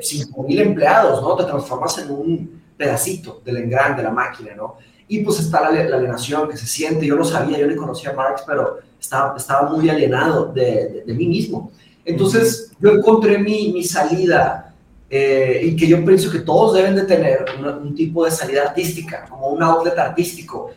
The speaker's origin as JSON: {"language": "Spanish", "town": "Monterrey", "region": "Nuevo León", "country": "Mexico", "tie": "born or raised there", "also_born_or_lived": "Brazil", "said": "yo nací en Brasil y me vine a Monterrey cuando tenía cinco años"}